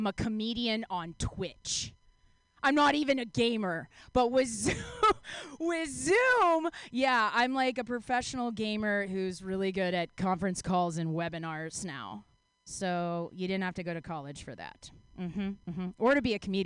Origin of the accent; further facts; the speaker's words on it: Texas, United States; also born or lived in Mexico; now in San Diego, United States; I am from the Great Lone Star State of Texas.